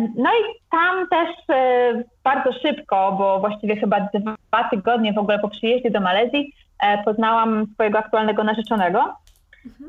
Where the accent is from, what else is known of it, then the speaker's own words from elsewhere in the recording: Gdańsk, Pomeranian Voivodeship, Poland; moved away as an adult; also born or lived in Warsaw / Malaysia; now in Icononzo, Colombia; ja pochodzę z Gdańska, z Nadmorza.